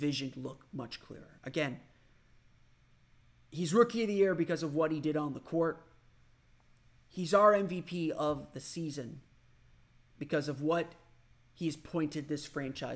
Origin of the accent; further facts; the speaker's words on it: Orlando, Florida, United States; my hometown